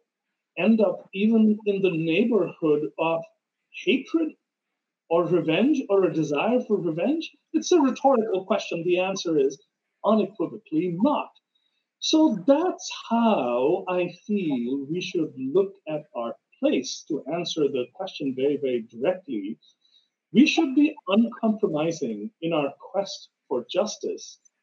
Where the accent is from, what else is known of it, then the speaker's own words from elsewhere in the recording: India; I was born in India.